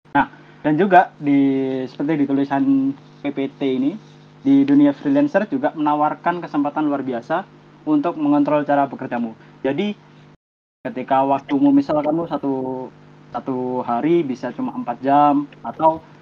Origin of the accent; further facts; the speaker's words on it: Java, Indonesia; saya orang Jawa kok